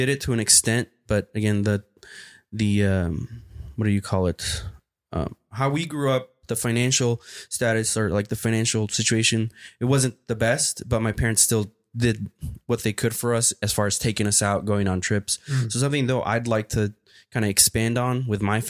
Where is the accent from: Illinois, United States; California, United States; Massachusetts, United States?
California, United States; Oakland; also born or lived in Mexico / Hayward; I'm from the town. Grew up in a lot of the East Bay, went to schools in Hayward for the most part, but grew up in Oakland